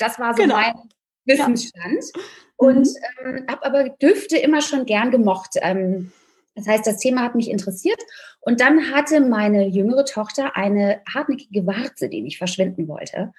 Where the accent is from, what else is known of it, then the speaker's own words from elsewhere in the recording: Rhineland, Germany; now in Berlin, Germany; Gebürtig bin ich aus dem Rheinland, ein rheinisches Mädchen